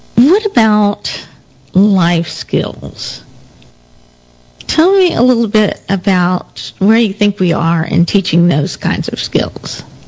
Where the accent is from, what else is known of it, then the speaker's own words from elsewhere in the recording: Denton, Texas, United States; moved to Denton, my hometown.